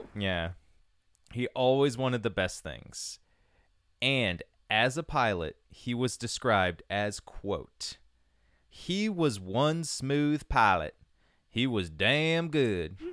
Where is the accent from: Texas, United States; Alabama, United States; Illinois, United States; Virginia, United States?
Virginia, United States; Culpeper; moved away; my hometown, Culpeper, Virginia.